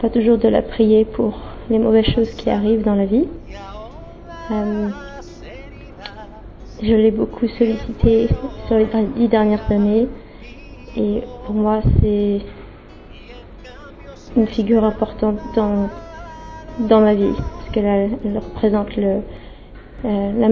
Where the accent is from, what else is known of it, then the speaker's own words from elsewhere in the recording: France; now in London, United Kingdom; je suis française, j'habite à Londres